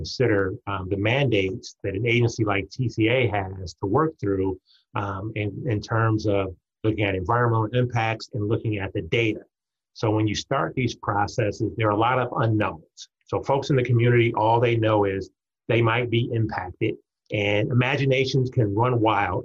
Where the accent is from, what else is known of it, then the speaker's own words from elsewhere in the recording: Detroit, Michigan, United States; moved away as an adult; now in Southern California, United States; I grew up in Detroit, Michigan